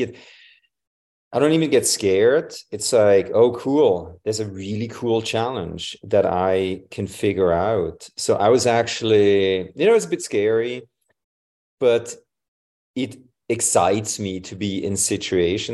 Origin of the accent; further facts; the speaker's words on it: Switzerland; moved away; I'm from Switzerland originally.